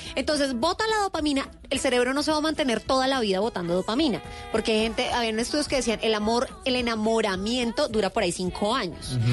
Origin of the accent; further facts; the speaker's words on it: Colombia; todos somos colombianos